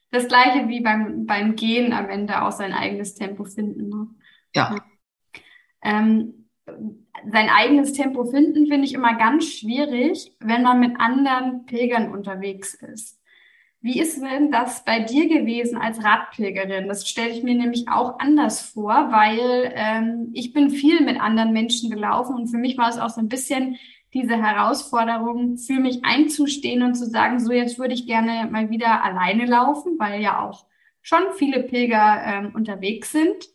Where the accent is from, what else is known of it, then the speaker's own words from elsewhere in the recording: Northern Germany, Germany; ich bin ja auch aus dem Norden von Deutschland. Das heißt, bei mir gibt es nicht so viele Berge.